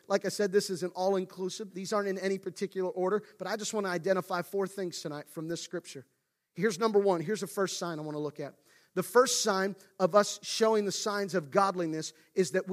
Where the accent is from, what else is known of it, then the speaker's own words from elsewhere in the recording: Central Pennsylvania, United States; I grew up in Central PA, but my family is originally from Western PA